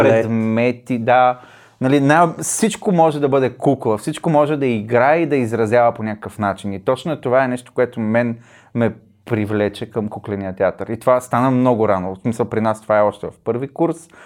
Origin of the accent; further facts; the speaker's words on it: Shumen, Shumen Province, Bulgaria; Аз съм от Шумен